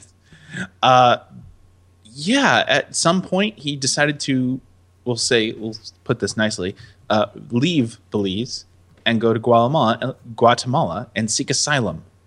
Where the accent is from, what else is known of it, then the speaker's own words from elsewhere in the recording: United States; I am resident American